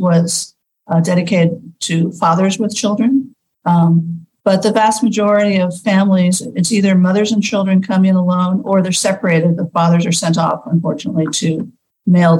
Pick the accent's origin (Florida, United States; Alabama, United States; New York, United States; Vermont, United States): New York, United States; moved away as an adult; also born or lived in California / New Jersey; now in Central Mexico, Mexico; I was born in California, but raised mostly in Queens and New Jersey